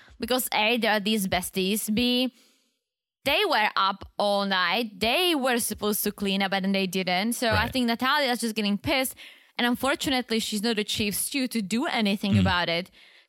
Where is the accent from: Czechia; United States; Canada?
Czechia; English is a second language; I grew up in the Czech Republic and I love it.